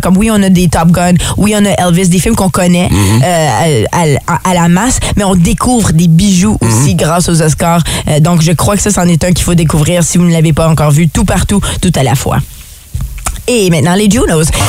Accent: Ottawa, Ontario, Canada; moved away; je viens d'Ottawa

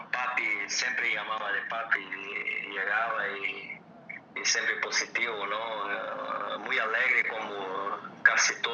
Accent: Brazil; Spanish is a second language; moved away as an adult; nosotros también, en Brasil

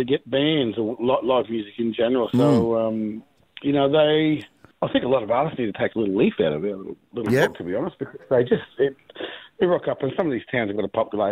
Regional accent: Rockhampton, Queensland, Australia; we grew up in Rocky where a lot of our family

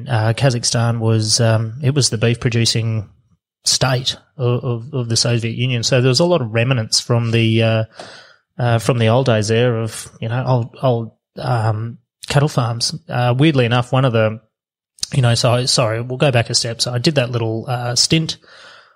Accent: Australia; as an Australian

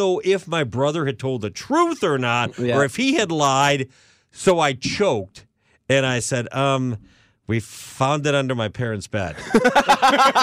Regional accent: Ann Arbor, Michigan, United States; Growing up in Ann Arbor, went to St. Thomas Catholic School

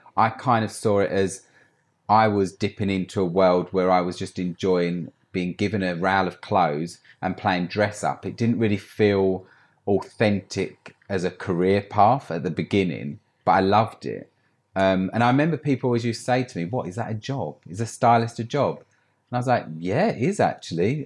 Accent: Essex, East of England, United Kingdom; moved away as an adult; now in London, United Kingdom; I grew up in Essex, had a great life

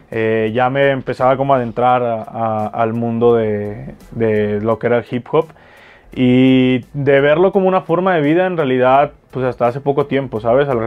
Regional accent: Jalisco, Mexico; soy jalisciense, tengo 25 años

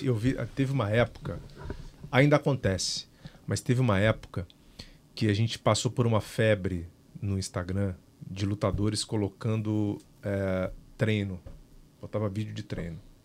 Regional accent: Minas Gerais, Brazil; Eu sou de Minas

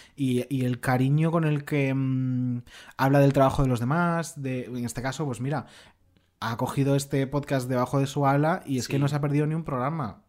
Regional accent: Galicia, Spain; Con sentidiño, que dicen en mi tierra.

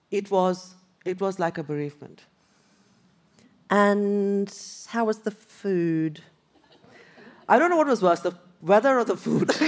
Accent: Kolkata, West Bengal, India; I came from Calcutta, really buzzing, full of greenery.

